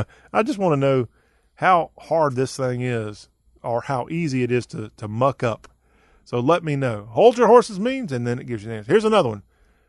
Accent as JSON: {"language": "English", "region": "the South", "country": "United States", "tie": "born or raised there", "said": "But I am from the South. I am born and bred Southern."}